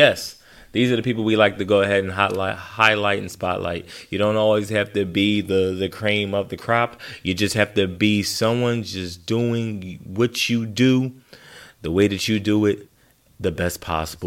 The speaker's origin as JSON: {"language": "English", "town": "Philadelphia", "region": "Pennsylvania", "country": "United States", "said": "as a Philadelphian, a true Philadelphian"}